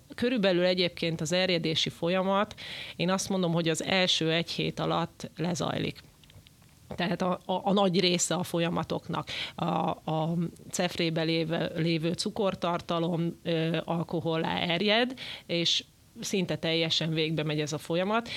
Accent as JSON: {"language": "Hungarian", "country": "Hungary", "said": "magyarok vagyunk"}